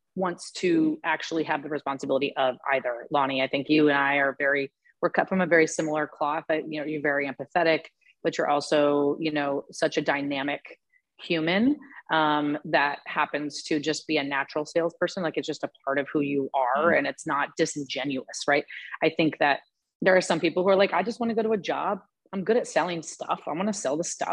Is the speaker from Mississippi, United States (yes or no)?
no; Portland, Oregon, United States; moved away as an adult; also born or lived in New York City; I just born and raised in Portland